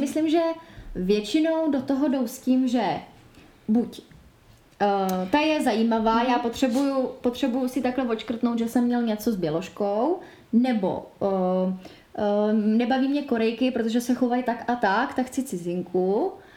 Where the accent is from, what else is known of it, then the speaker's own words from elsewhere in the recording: Czechia; u nás v Čechách